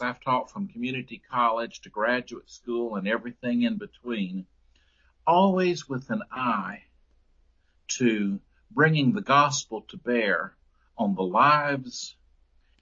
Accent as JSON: {"language": "English", "town": "Memphis", "region": "Tennessee", "country": "United States", "tie": "born or raised there", "also_born_or_lived": "Fort Worth, Texas", "moved": "as an adult", "said": "I was born in Memphis, Tennessee, and saved at the First Baptist Church in Memphis way back in 1971"}